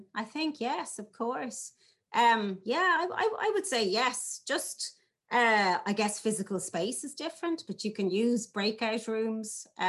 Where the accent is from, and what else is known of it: Ireland